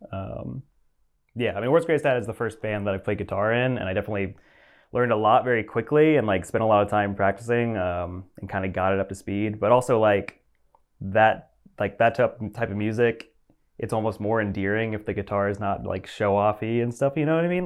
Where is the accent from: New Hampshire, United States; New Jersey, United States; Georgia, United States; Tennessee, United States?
Georgia, United States; Atlanta; I grew up in the suburbs of Atlanta, uh, like Roswell, Alpharetta area, Crab Apple.